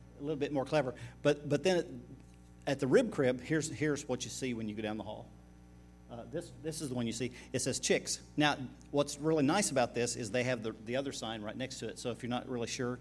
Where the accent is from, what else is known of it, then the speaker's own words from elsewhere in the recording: Oklahoma, United States; We're from Oklahoma